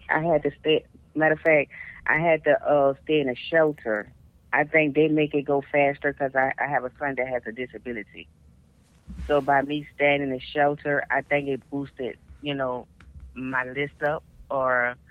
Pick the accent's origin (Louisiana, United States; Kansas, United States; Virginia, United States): Louisiana, United States; New Orleans; also born or lived in Garland, Texas; now in Lewisville, United States; I'm from New Orleans, Louisiana